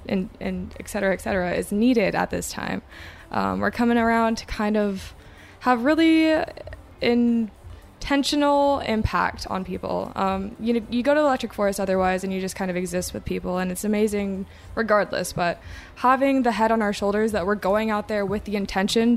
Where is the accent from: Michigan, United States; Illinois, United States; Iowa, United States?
Iowa, United States; Des Moines; I am from Des Moines, Iowa